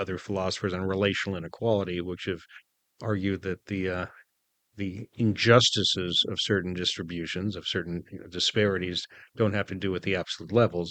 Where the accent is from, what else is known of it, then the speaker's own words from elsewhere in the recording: United States; as an American